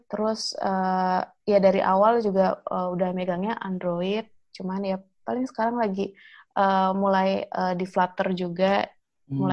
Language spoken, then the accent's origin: Indonesian; Jakarta, Indonesia; oh kalau asli sih dari Jakarta oh asli Jakarta uh, eh, merumah di Jakarta tapi uh, kalau orang tua dua-duanya sih Pandeglang Banten.